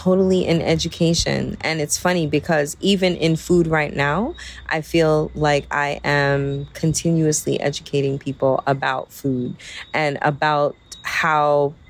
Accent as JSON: {"language": "English", "region": "New York", "country": "United States", "tie": "born or raised there", "also_born_or_lived": "Barbados", "moved": "as an adult", "lives_now": "Jamaica", "said": "So originally, I am from Barbados. I grew up in New York"}